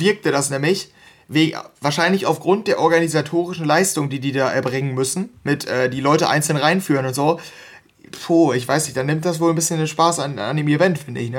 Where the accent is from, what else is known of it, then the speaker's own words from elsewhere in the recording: North Rhine-Westphalia, Germany; ich, wir kommen hier aus NRW